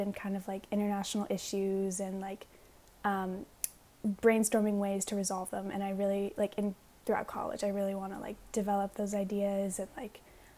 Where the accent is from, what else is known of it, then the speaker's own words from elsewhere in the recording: Alexandria, Virginia, United States; I'm from Alexandria, Virginia. I think growing up like just outside of DC